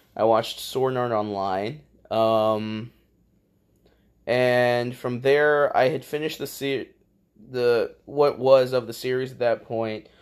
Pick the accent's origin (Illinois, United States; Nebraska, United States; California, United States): Illinois, United States; we're from Illinois